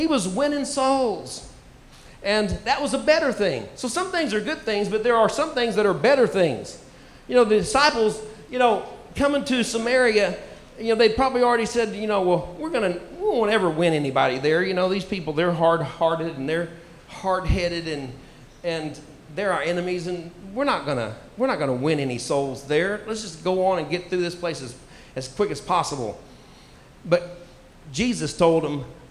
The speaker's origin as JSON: {"language": "English", "country": "United States", "tie": "born or raised there", "also_born_or_lived": "Tulsa, Oklahoma", "moved": "yes", "said": "I grew up on Lake Texoma"}